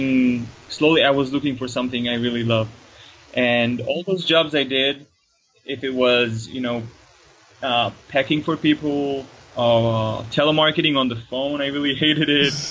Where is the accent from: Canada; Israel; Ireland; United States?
Israel; Tel Aviv, Tel Aviv District; I'm from Israel, Tel Aviv